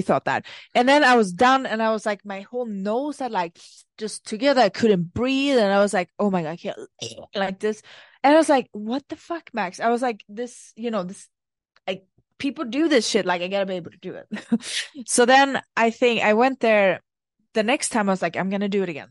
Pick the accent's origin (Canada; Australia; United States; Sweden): Sweden; moved away; I come from Sweden, and when I lived there